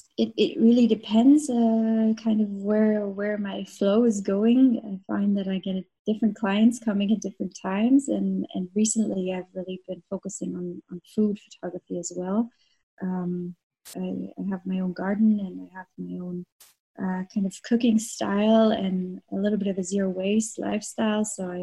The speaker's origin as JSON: {"language": "English", "country": "Canada", "moved": "as an adult", "lives_now": "Munich, Germany", "said": "I'm Canadian. I've been living in Munich for 9 years now."}